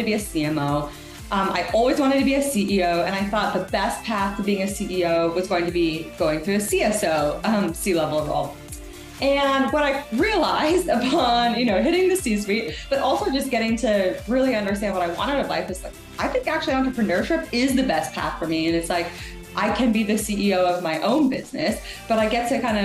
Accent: Canada; I'm a Canadian product marketer. I feel like I always have to say that. I'm Canadian and proud

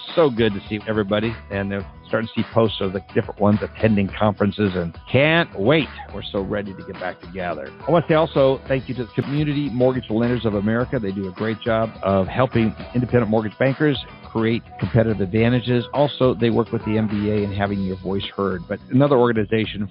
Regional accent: North Dakota, United States; moved away; I grew up in North Dakota

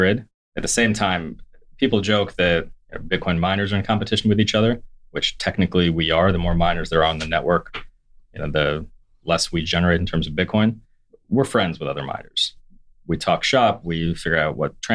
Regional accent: United States; As an American

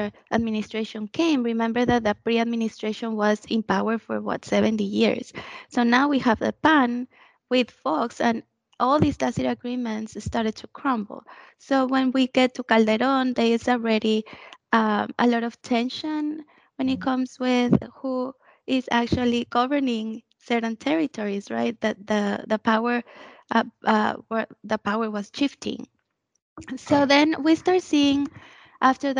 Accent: Mexico; moved away; this happened in my hometown

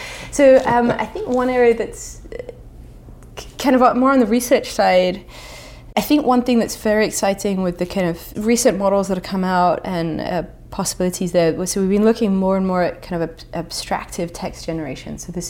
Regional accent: England, United Kingdom; so I'm English, although my accent hides it slightly, but in England there's an incredible division over the Brexit question.

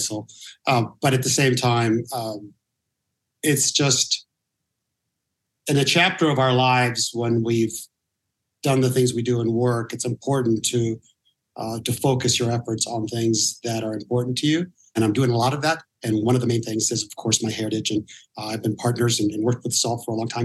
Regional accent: Norwalk, California, United States; also born or lived in Huntington Beach; I grew up in Norwalk uh, for a long period of time

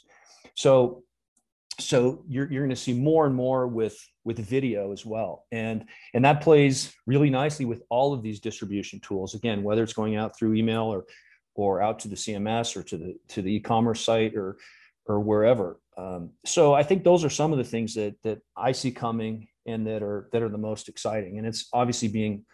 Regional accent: California, United States; also born or lived in Minnesota; being a Californian

